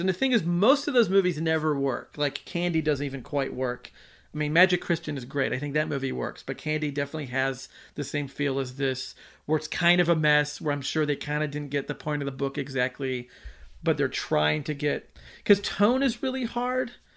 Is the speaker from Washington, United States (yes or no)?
yes; Olympia, Washington, United States; I'm from Olympia